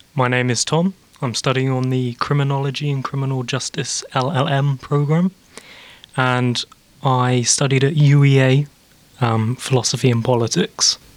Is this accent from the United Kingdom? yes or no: yes; England, United Kingdom; moved away as an adult; now in Belfast, United Kingdom; as you can tell, I'm English